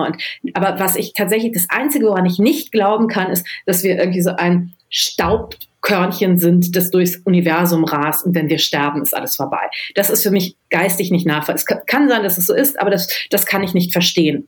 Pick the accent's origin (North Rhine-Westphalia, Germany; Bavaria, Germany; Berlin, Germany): North Rhine-Westphalia, Germany; Düsseldorf; ich bin in Düsseldorf geboren und groß geworden